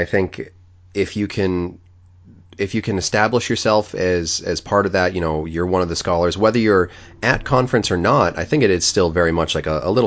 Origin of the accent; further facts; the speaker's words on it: United States; as an American, I have very weak language skills